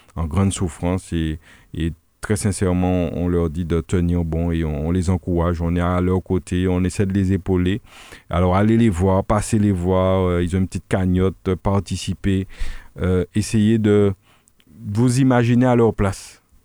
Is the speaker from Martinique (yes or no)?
yes; Le François, Martinique; nous sommes du François, on connaît bien la population franciscaine